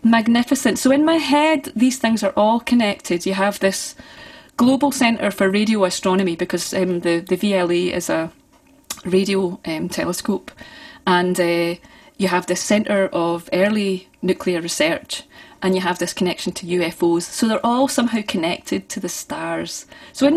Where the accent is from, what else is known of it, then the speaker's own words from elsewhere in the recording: Forth Valley, near Banknock, Scotland, United Kingdom; I grew up on top of a hill. It's a wee place called Brayface.